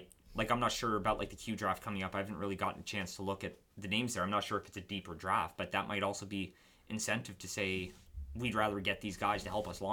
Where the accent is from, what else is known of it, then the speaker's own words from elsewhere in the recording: Moncton, New Brunswick, Canada; I'm from Moncton